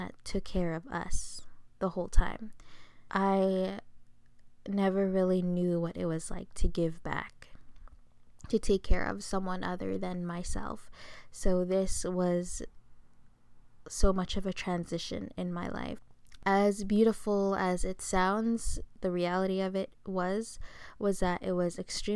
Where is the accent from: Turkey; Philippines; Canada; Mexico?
Philippines; I'm Filipino